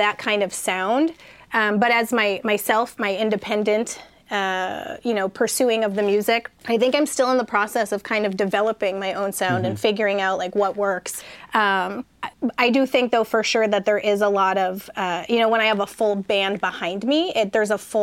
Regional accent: Buffalo, New York, United States; also born or lived in Cattaraugus County, New York / North County, San Diego; now in San Diego, United States; Buffalo, so, New York, born and raised.

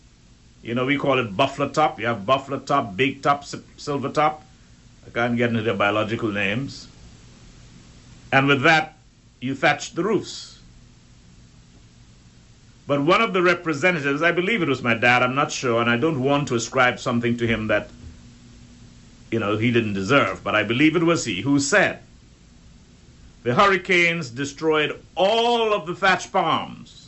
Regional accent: Turks & Caicos Islands; growing up in Middle Caicos

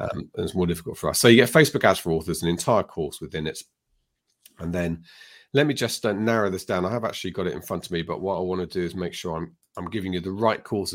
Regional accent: United Kingdom; I'm British.

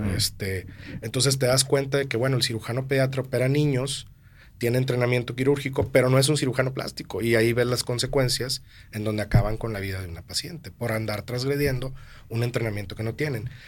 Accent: Monterrey, Nuevo León, Mexico; also born or lived in Mexico City

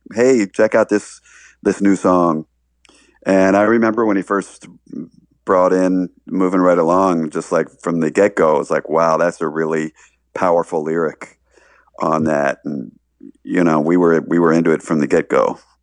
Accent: Baltimore, Maryland, United States; moved away; I, I grew up in Baltimore

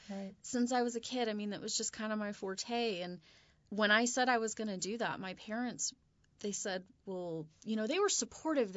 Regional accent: San Diego, California, United States; I'm from Southern California. I was born and raised in San Diego

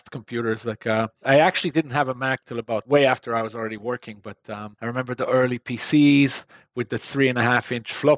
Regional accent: Israel; English is a second language; I come from Israel. And Israel today is very different from the Israel I grew up in a long time ago

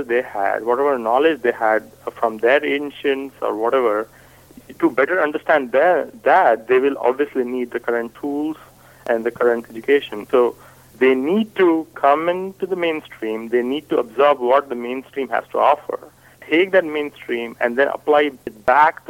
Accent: India; first language Hindi; English is a second language; moved away as an adult; now in United States; I am from India. I am right now speaking in English. My native tongue is Hindi.

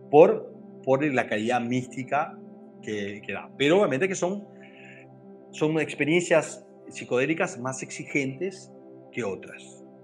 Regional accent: Uruguay; also born or lived in Brazil; Yo soy uruguayo, aunque soy nacido en Brasil, pero, o sea, eh, somos absolutamente rioplatenses. Yo en este momento estoy en Paysandú

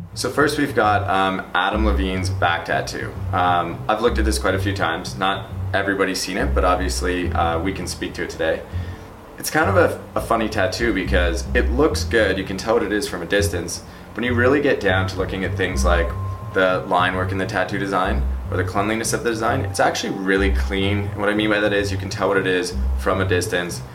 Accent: Creston, British Columbia, Canada; now in Burlington, Canada; I'm from Creston, B C. now residing in Burlington, Ontario.

